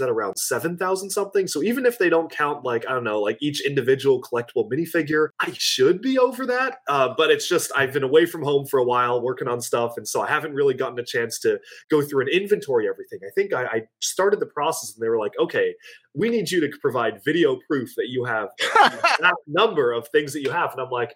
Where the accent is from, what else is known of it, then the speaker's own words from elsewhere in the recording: Washington, United States; born and raised in Washington